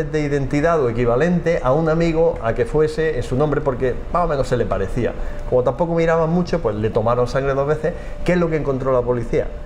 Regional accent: Almería, Andalusia, Spain; Sí, yo soy de, Almería, de Almería y punto de aparte, soy familia de por ahí. No, pero el apellido Lorente es valenciano, bueno, ya, pero habría que verlo, pero yo toda mi familia que conozco está en Almería

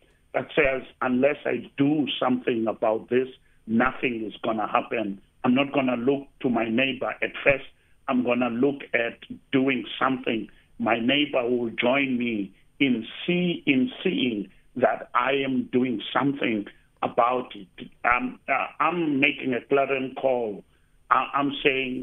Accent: Eastern Cape, South Africa; now in Cape Town, South Africa; I come from the Eastern Cape and I'm in Cape Town

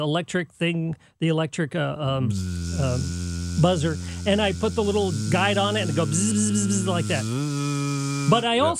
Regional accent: San Jose, California, United States; I was doing news in my hometown, San Jose, California, which is Silicon Valley.

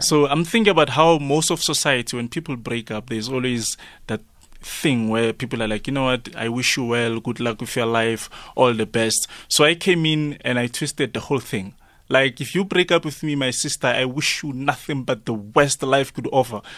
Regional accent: Ivory Park, Gauteng, South Africa; I come from Ivory Park.

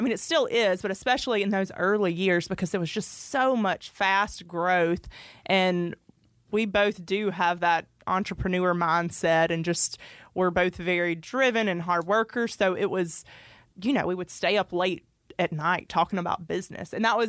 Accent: Royston, Georgia, United States; also born or lived in Sandersville, United States; So I grew up in Royston, Georgia, which is in Franklin County, which is where Derek is from.

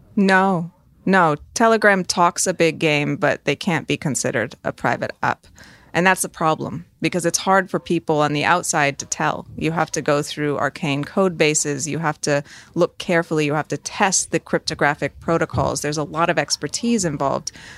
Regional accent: United States; I am an American

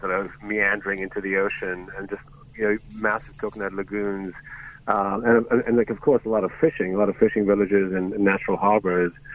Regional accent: Mumbai, Maharashtra, India; moved away; I grew up in Bombay, which is now called Mumbai

